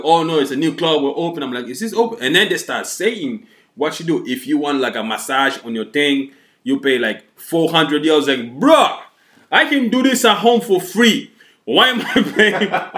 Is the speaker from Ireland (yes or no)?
yes; Ireland; They were like, you guys are from US? We're like, nah, fam, we're from Ireland.